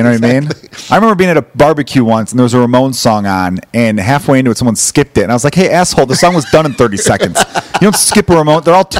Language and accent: English; Chicago, Illinois, United States; also born or lived in Los Angeles; growing up in Chicago